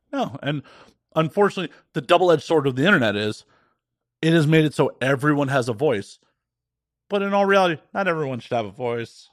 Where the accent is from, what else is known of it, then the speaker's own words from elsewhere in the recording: Chicago, Illinois, United States; I grew up in Chicago, around a bunch of blue-collar and middle-class fucking Chicagoans